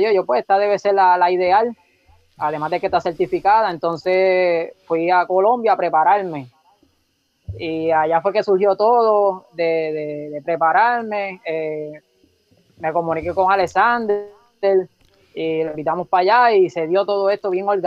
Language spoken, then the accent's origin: Spanish; Sabana Grande, Puerto Rico; Soy de, de Sabana Grande. Y actualmente pues vivo acá, gracias a Dios, en, todavía aquí en San Grande.